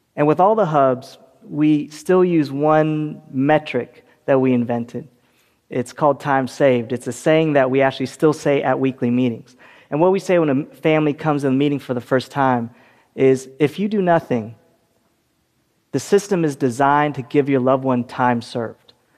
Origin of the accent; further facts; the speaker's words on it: California, United States; my home state of California